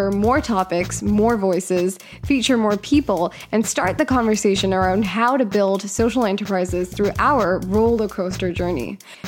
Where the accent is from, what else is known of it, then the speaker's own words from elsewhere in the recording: India; I'm Indian, so that is something I want people to know about me.